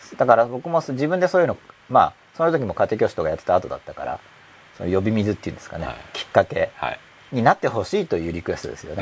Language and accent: Japanese; Gunma, Japan; now in Tokyo, Japan; 僕群馬出身だから